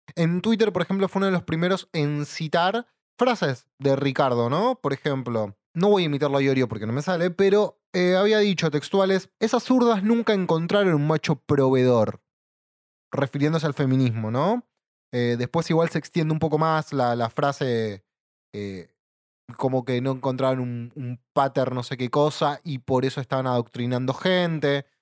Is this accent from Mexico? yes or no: no; Buenos Aires Province, Argentina; Somos bonaerenses, no somos porteños.